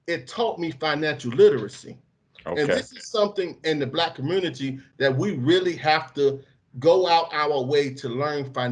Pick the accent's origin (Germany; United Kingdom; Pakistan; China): United Kingdom; Bolton, North West England; I'm I'm from I'm from a poor area you know what I'm saying? I'm from Bolton.